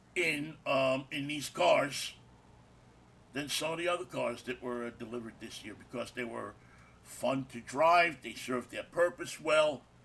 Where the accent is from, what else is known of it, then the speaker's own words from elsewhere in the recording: New York City, New York, United States; We grew up together in Jackson Heights.